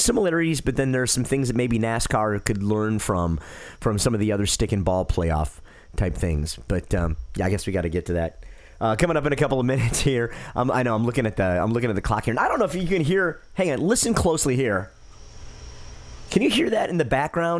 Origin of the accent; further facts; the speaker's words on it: Detroit, Michigan, United States; I grew up in Detroit, so I watched the Detroit Tigers.